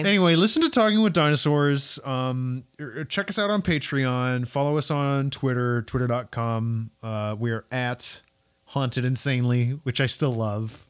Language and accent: English; Kentucky, United States; my home state